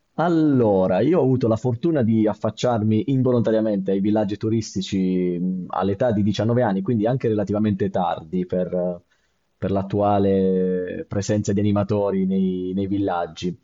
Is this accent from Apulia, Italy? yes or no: yes; Bari, Apulia, Italy; sono originario di Bari